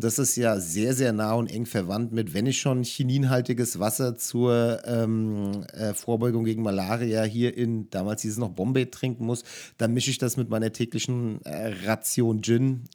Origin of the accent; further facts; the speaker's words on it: Germany; als Deutscher